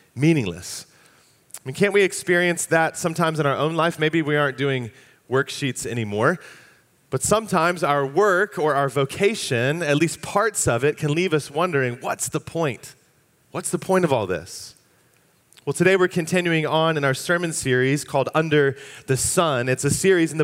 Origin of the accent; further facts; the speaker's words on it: Fairfax County, Virginia, United States; I grew up in Fairfax County. My family moved to the area when I was just about to turn 4 years old, and so I spent my years in school in Fairfax County Public Schools K through 12